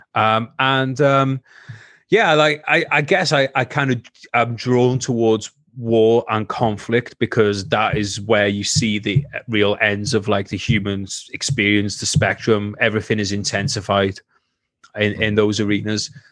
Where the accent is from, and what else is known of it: Wales, United Kingdom